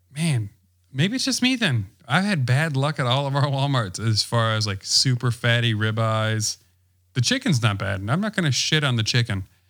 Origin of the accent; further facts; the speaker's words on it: Wisconsin, United States; I'm from Wisconsin.